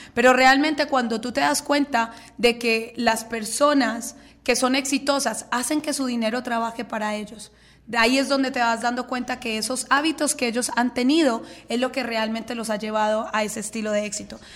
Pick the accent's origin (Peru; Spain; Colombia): Colombia; soy colombiana